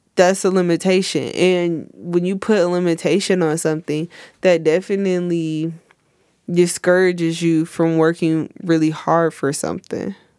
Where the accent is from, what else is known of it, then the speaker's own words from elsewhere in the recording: United States; I love it here, you know, it's my hometown